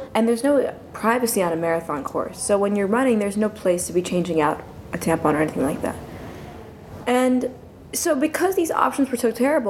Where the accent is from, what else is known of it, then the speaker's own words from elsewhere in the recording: New York City, New York, United States; moved away as an adult; also born or lived in Los Angeles; I grew up in New York City